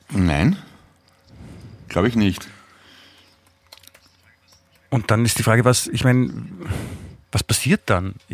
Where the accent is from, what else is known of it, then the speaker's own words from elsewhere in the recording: Vienna, Austria; ich bin ja Wiener, ich bin ja hier aufgewachsen, ich komme ja eh nicht raus aus meiner Haut